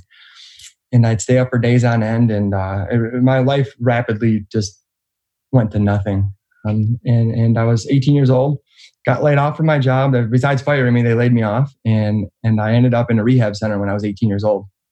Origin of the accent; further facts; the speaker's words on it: Roseville, Michigan, United States; also born or lived in Clinton Township, Michigan; Detroit, Michigan, right outside of Detroit, Roseville, Michigan